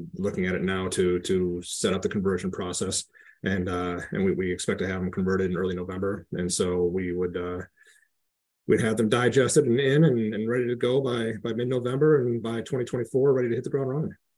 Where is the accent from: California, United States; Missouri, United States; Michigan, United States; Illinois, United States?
Michigan, United States; Flint; moved away; also born or lived in Grand Rapids, Michigan / Detroit, Michigan; I grew up in the Flint area, had moved to Grand Rapids to graduate high school